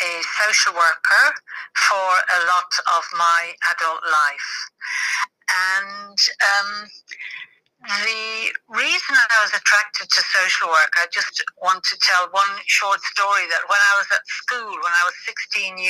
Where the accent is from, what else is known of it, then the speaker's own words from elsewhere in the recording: Ireland; moved away as an adult; also born or lived in Dublin; now in England; I was born in Ireland